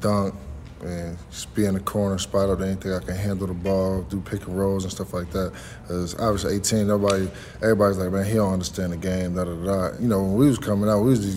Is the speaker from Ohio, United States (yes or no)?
no; New Jersey, United States; I'm from Jersey, so Jersey, Philly, New York, we all in that tri-state